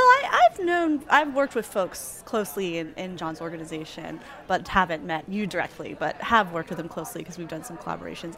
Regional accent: Tallahassee, Florida, United States; now in New Orleans, United States; I'm from Tallahassee.

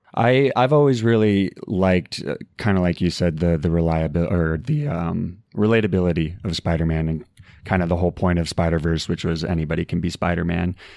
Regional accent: Arizona, United States; moved away; I'm originally from Arizona

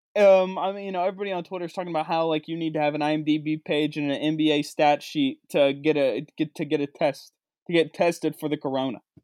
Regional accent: West Virginia, United States; moved away; my home state of West Virginia, the state I grew up in, the state I went to school

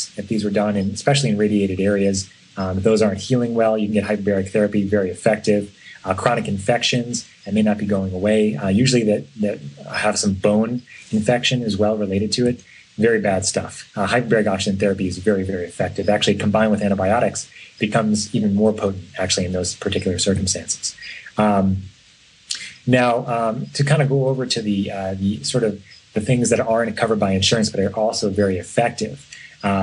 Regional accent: New York, United States; now in San Francisco, United States; I grew up in New York

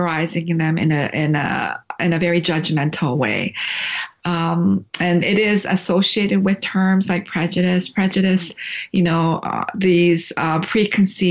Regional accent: London, Ontario, Canada; moved away as an adult; also born or lived in Korea; now in Indiana, United States; growing up in Canada in a small town called London, Ontario, it's about 2.5 hours from Toronto

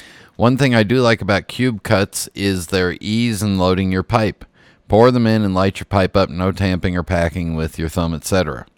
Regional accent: Chicago, Illinois, United States; It brought back old memories of my earlier years in my hometown of Chicago. I used to work in the Loop

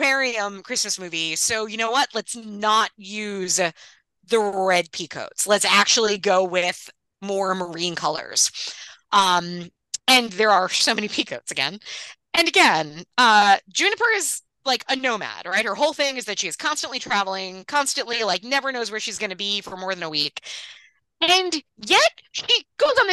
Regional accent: Long Island, New York, United States; I grew up on Long Island

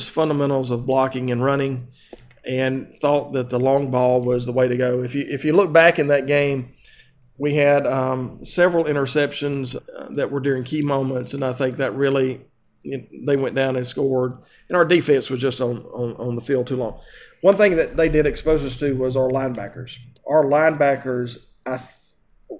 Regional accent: Mobile, Alabama, United States; I was born in Mobile, Alabama

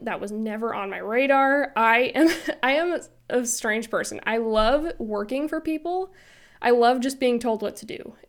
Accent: Illinois, United States; moved away as an adult; also born or lived in Florida; I was born and raised in Illinois, and I moved to Florida for those years that I worked at that media house, and then we recently moved back to Illinois

